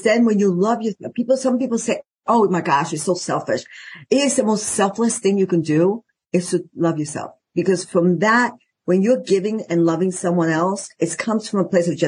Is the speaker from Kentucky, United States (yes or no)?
no; New York, United States; moved away as an adult; now in Arizona, United States; I'm originally from New York